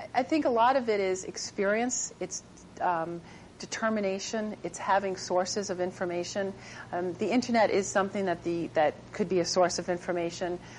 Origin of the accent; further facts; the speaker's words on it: Long Island, New York, United States; I grew up on Long Island